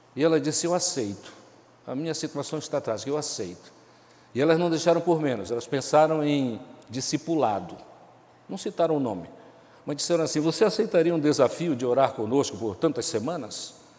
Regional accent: Pará, Brazil; now in Amazonas, Brazil; eu sou paraense

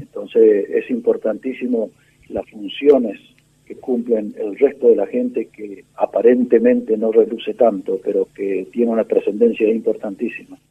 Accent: Corrientes, Argentina; Soy correntino, nací en Corrientes hace 70 años.

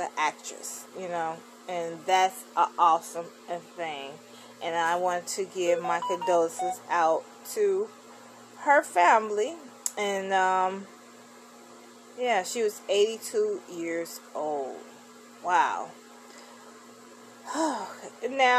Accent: Chicago, Illinois, United States; my hometown, Chicago, Illinois

